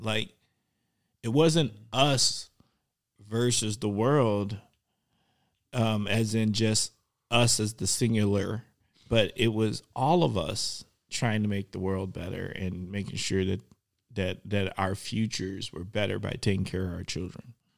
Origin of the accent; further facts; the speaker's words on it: Milwaukee, Wisconsin, United States; I grew up in Milwaukee